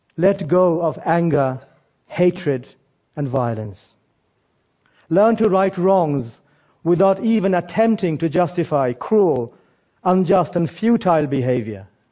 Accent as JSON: {"language": "English", "region": "England", "country": "United Kingdom", "tie": "born or raised there", "also_born_or_lived": "Bangladesh"}